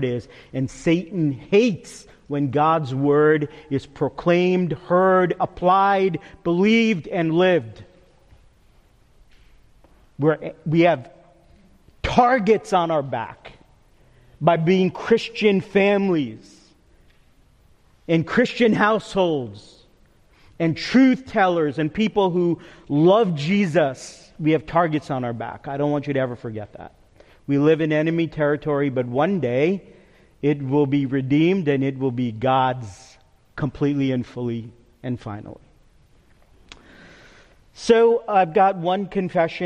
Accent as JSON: {"language": "English", "region": "New York", "country": "United States", "also_born_or_lived": "Cedarville College", "moved": "yes", "said": "I can go as a New Yorker a mile a minute"}